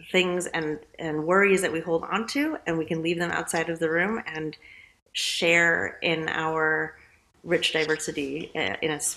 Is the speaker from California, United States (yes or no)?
yes; California, United States; Um, San Francisco Bay Area.